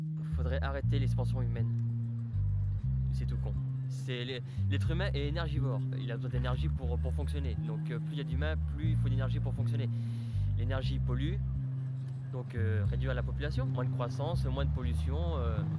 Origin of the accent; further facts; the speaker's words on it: Burgundy, Bourgogne-Franche-Comté, France; now in Lyon, France; je suis originaire de Bourgogne, et à Lyon pour le, pour le boulot